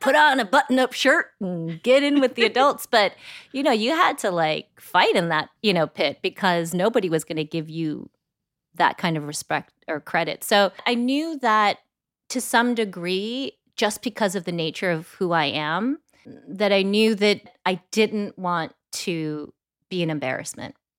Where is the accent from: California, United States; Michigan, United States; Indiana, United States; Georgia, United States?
California, United States; Bay Area; I grew up in the Bay Area